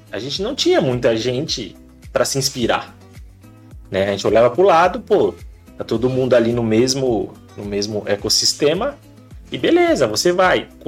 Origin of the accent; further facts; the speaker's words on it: Osasco, São Paulo, Brazil; now in Sorocaba, Brazil; Cresci em Osasco, {S0} né? Ali {S1} no bairro Pestana